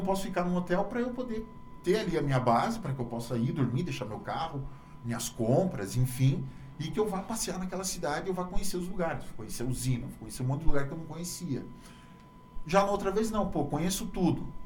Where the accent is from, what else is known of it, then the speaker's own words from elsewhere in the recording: Brazil; moved away as an adult; now in Pato Branco, Brazil; sou de uma cidade chamada Freiburg, uma cidade de 35 mil habitantes